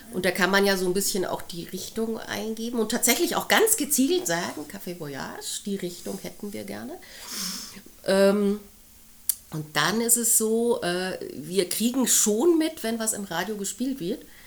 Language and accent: German; Munich area, Bavaria, Germany; Ich bin im Raum München aufgewachsen